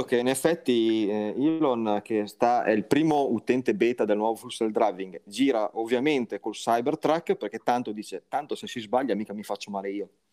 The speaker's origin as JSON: {"language": "Italian", "region": "Liguria", "country": "Italy", "said": "lo dico da Ligure"}